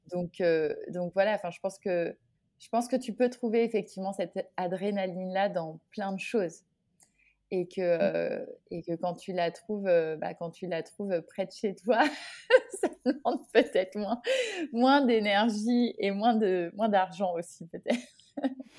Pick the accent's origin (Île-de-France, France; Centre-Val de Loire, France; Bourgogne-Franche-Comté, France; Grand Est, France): Centre-Val de Loire, France; Orléans; moved away as an adult; now in Guadeloupe, France; je suis originaire d'Orléans et depuis toute petite